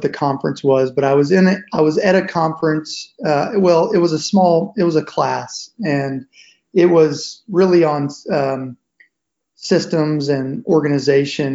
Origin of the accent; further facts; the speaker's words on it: Nashville, Tennessee, United States; I'm originally from Nashville